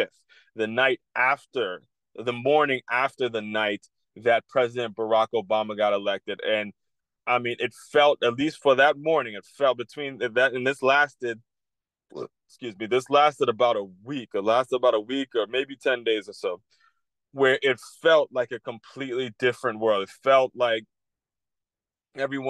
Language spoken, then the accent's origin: English; Silver Spring, Maryland, United States; moved away as an adult; now in West Palm Beach, United States; I grew up in Silver Spring, Maryland. I grew up in the D.C., Maryland area, the DMV.